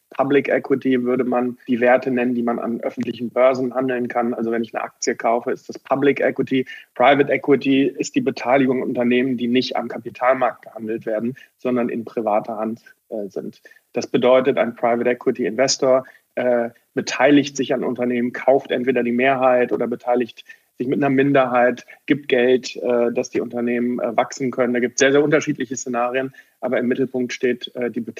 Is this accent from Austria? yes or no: no; Bochum, North Rhine-Westphalia, Germany; born there; ich bin gebürtiger Bochum. Bochumer, bin im Augusta Krankenhaus in Bochum geboren